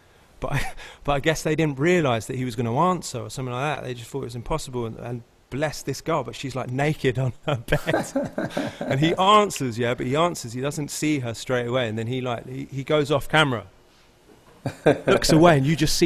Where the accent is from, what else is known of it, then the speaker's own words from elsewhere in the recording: United Kingdom; now in Los Angeles, United States; And I'm British.